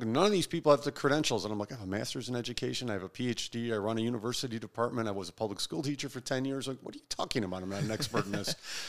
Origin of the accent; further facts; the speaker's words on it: Maryland, United States; And I'm from Maryland anyway.